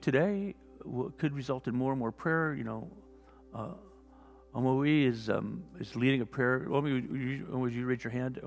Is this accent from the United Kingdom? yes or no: yes; Wales, United Kingdom; also born or lived in Newport Beach; now in La Jolla, United States; I was born in Wales